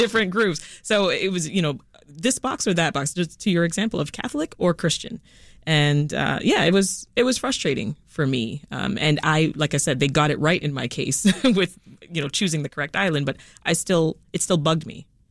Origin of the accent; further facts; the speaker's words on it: Toronto, Ontario, Canada; also born or lived in Jamaica; I spent the, the next part of my life growing up in Toronto, Canada. When we left Jamaica, that's where we went